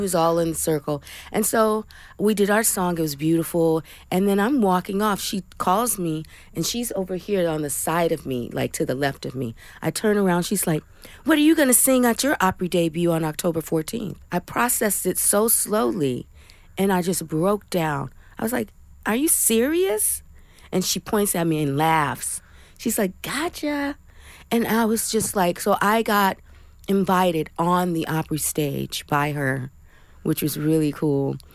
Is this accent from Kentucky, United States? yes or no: no; Flint, Michigan, United States; my hometown, Flint, Michigan